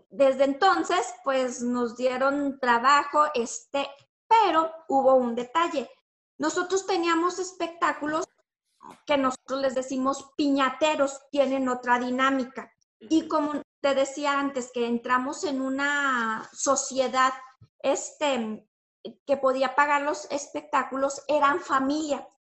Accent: Torreón, Coahuila, Mexico; yo vengo de Torreón, tengo una compañía, así, así, esto y lo otro, y pues les dejo mis datos, sí.

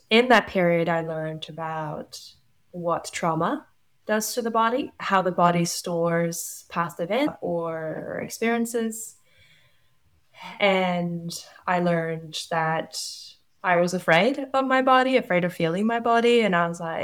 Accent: Norway; moved away as an adult; now in New Zealand; I'm from Norway. I've lived in New Zealand for 10 years

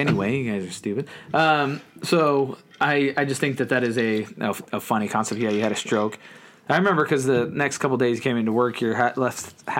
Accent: United States; I'm an American

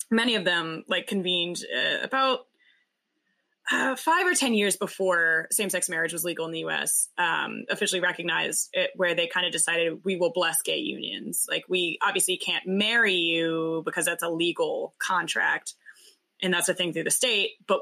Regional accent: the South, United States; we grew up in the South in very Christian homes

